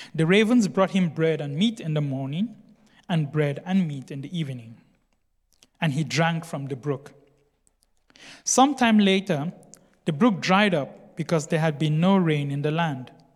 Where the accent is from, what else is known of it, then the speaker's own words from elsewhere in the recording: Cameroon; I come from Cameroon.